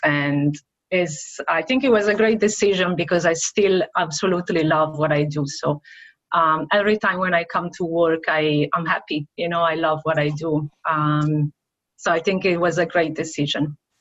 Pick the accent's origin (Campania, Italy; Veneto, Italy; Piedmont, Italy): Veneto, Italy; Venice; moved away as an adult; now in Brandon, United States; from Italy, from the Venice area